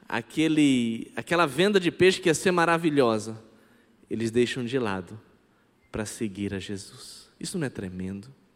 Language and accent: Portuguese; Campinas, São Paulo, Brazil; first language Brazilian Sign Language; Portuguese is a second language; moved away as an adult; now in Petrolina, Brazil; eu sou natural de Campinas, São Paulo, e há mais de 15 anos eu estou morando em Petrolina, Pernambuco